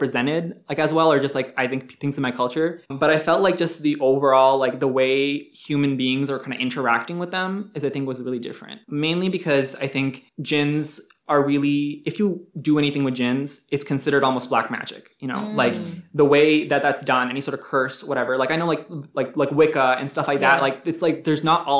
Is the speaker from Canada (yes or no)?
no; Pakistan; I'm Muslim, I'm Pakistani